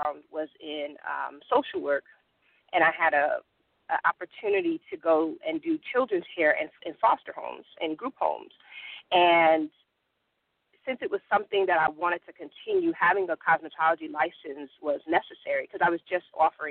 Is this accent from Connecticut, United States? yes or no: yes; New Haven, Connecticut, United States; moved away as an adult; now in Georgia, United States; I am originally from New Haven, Connecticut. I've been in Georgia for about 12 years now